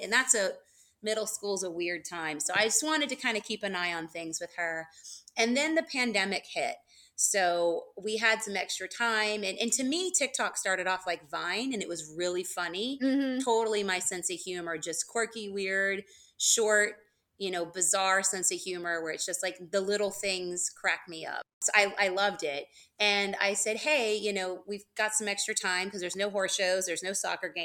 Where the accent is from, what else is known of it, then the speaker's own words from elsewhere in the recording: Georgia, United States; I'm from Georgia